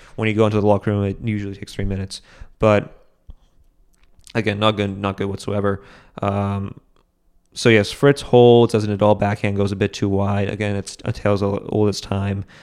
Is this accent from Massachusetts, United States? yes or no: yes; Boston, Massachusetts, United States; I grew up in Boston. I live in Boston.